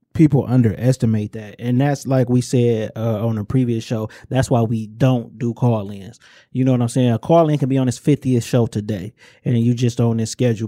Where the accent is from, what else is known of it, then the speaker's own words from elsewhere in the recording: Inkster, Michigan, United States; I'm from Inkster.